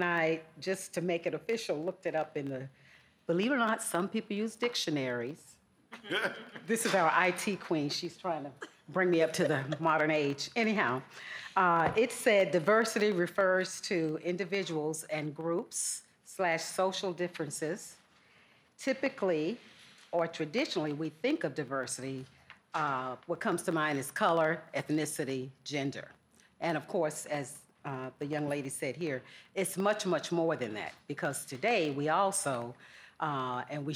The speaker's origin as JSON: {"language": "English", "region": "Georgia", "country": "United States", "tie": "born or raised there", "accent": "Southern", "said": "I grew up in Georgia, if you haven't picked up on my Southern accent"}